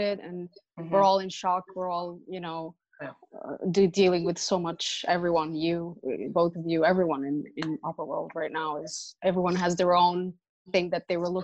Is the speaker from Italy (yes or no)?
yes; Italy; moved away as an adult; also born or lived in New York; growing up in Italy, my father, you know, is a big opera fan